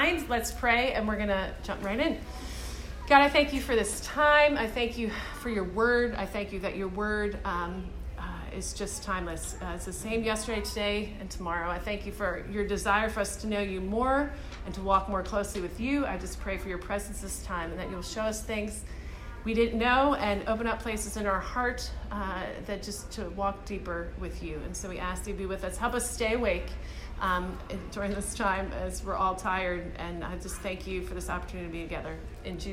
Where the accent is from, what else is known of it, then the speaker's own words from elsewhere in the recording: Philadelphia, Pennsylvania, United States; now in Charlottesville, United States; I'm from Philadelphia, so I tend to talk fast